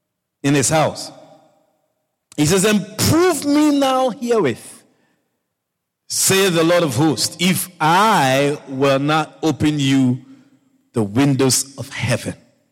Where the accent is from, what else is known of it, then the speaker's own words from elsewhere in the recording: Australia; So I listened to your message. I'm from Australia. I couldn't believe my ears.